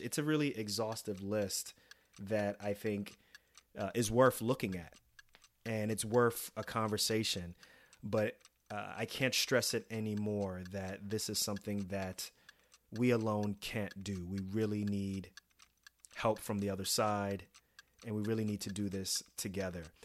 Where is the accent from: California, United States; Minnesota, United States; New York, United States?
New York, United States; New York City; moved away; also born or lived in New Jersey; growing up in New York City, and then later on in Jersey